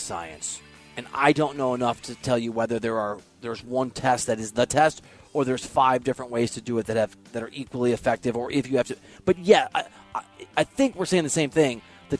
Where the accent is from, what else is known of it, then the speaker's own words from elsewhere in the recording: Midwest, United States; It's a great town, man. I'm from the Midwest. It reminds me of a bigger, cooler Des Moines.